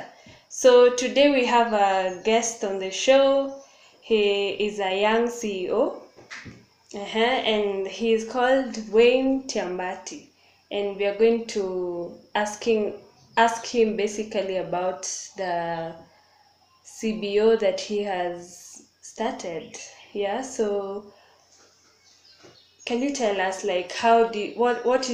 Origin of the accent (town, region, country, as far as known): Maasai community, Kajiado County, Kenya